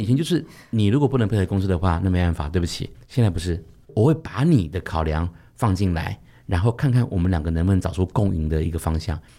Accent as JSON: {"language": "Chinese", "country": "Taiwan", "said": "大多数我们台湾人很喜欢给一个职称叫特助"}